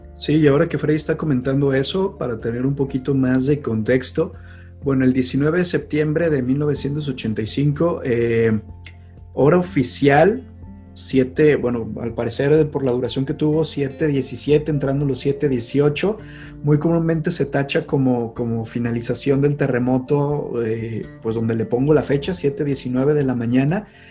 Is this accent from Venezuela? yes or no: no; Mexico; siendo mexicanos